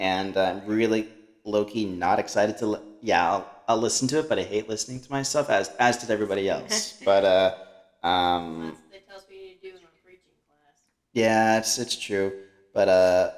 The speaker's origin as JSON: {"language": "English", "country": "Colombia", "said": "I'm a dark-skinned individual. I'm from Colombia."}